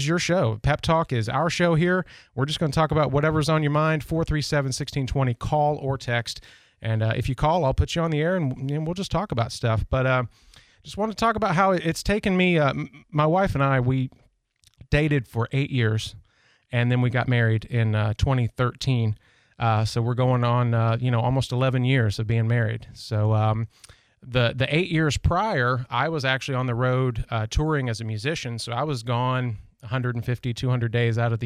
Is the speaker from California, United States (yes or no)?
no; Tennessee, United States; now in Pensacola, United States; I was raised in Tennessee on a mountaintop, out in the woods, very Southern